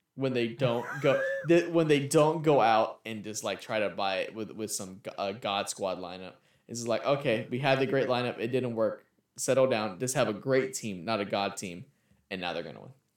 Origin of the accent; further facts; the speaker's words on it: California, United States; I grew up out here in Cali